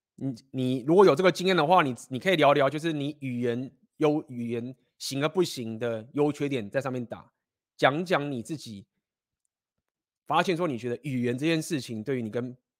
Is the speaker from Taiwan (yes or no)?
yes; Taiwan; moved away; 我们就是生在台湾，那我们就是学中文